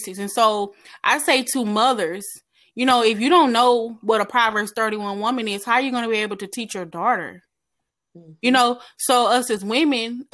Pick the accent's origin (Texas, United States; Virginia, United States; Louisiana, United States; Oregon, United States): Texas, United States; Dallas; I am from Dallas, Texas.